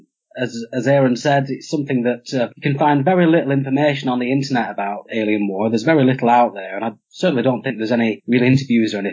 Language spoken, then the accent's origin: English; Clitheroe, North West England, United Kingdom; I'm from Clitheroe in Lancashire, and I'm a country lad